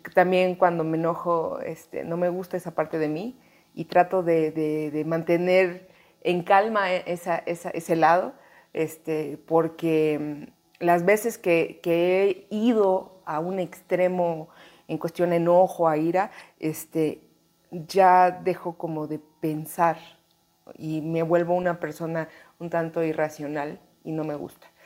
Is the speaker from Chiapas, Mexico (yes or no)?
yes; Chiapas, Mexico; moved away as an adult; now in Mexico City, Mexico; soy de Chiapas y nunca he querido soltar mi código postal